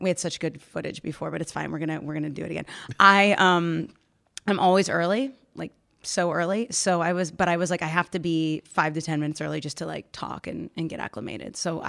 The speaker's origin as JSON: {"language": "English", "region": "Maryland", "country": "United States", "tie": "born there", "also_born_or_lived": "Virginia / Tennessee", "said": "So I've lived all over the country. I was born in Maryland. I moved into Virginia, Tennessee, and then eventually finally found my way up here where I found my people."}